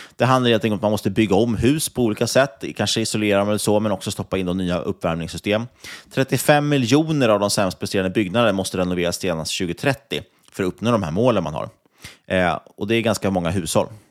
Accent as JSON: {"language": "Swedish", "country": "Sweden"}